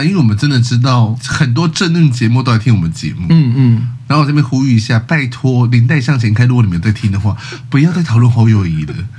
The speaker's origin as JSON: {"language": "Chinese", "region": "Kaohsiung", "country": "Taiwan", "said": "高雄是什么意思？我们高雄人得罪你了吗？哎，你要选总统，你不要高雄人票是不是？"}